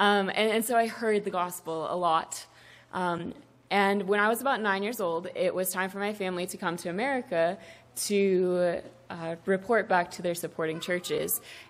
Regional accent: South Africa; I grew up very differently than Alex. I was born and raised in South Africa, and my parents and my grandparents are church-planting missionaries.

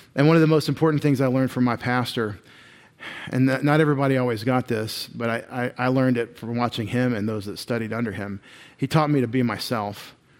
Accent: Longview, Texas, United States; I grew up in Long View, Texas.

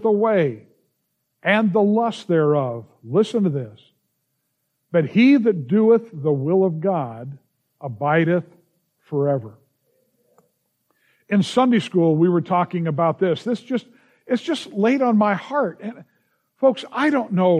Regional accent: Los Angeles, California, United States; growing up in the San Fernando Valley

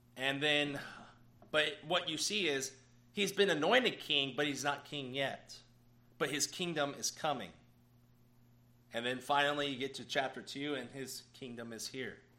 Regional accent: United States; as American Christians

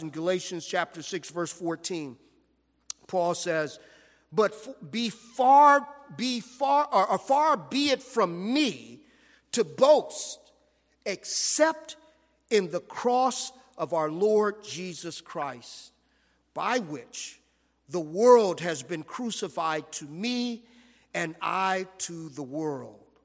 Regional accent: Los Angeles, California, United States; I grew up in South Central Los Angeles

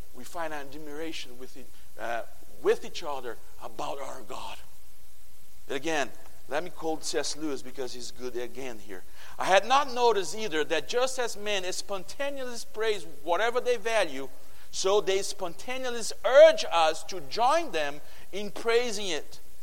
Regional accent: Brazil; English is a second language; moved away; I come from Brazil

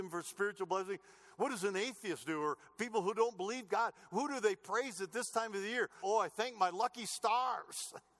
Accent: United States; born there; I was born in America.

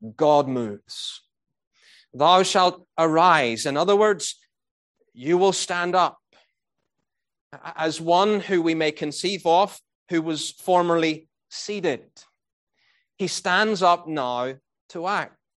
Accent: Northern Ireland, United Kingdom; moved away; I was brought up in Northern Ireland

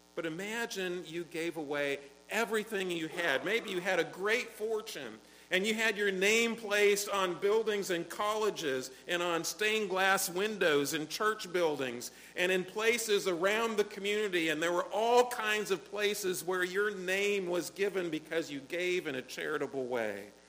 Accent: United States; as an American

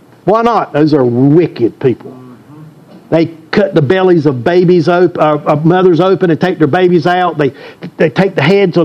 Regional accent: Deep South, United States; I grew up in the Deep South.

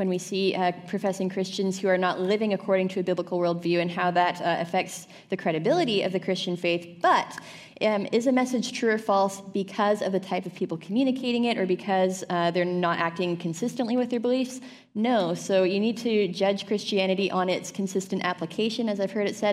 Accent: Canada

